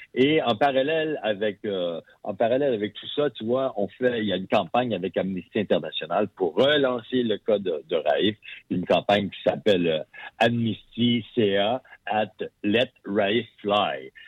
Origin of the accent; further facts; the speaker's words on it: Sherbrooke, Quebec, Canada; moved away as an adult; Moi, je suis originaire de Sherbrooke. Ah, j'ai vécu mes 20 premières années à Sherbrooke